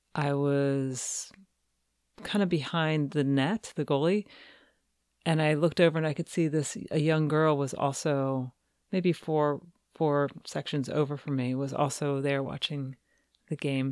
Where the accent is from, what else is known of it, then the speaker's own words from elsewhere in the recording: Cincinnati, Ohio, United States; I grew up in Cincinnati